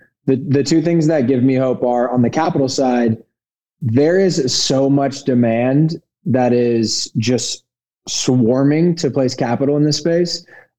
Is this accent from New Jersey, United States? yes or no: no; Indianapolis, Indiana, United States; I'm from Indianapolis, Indiana. I grew up in the land of, you know, monocrop corn and soy.